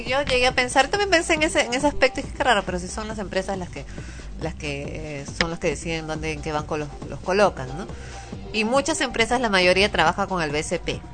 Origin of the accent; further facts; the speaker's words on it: Peru; uno como peruano